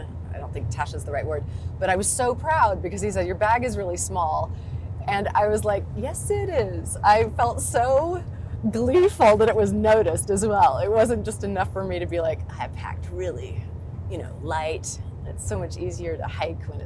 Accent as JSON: {"language": "English", "town": "Sterling", "region": "Kansas", "country": "United States", "tie": "born or raised there", "also_born_or_lived": "Berlin / London / New York", "moved": "yes", "said": "I've come back to Sterling, to my hometown in Kansas"}